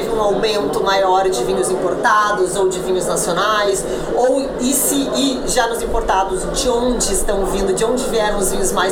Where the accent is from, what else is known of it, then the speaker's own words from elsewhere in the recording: Rio Grande do Sul, Brazil; now in São Paulo, Brazil; como eu sou do Rio Grande do Sul e hoje eu vivo em São Paulo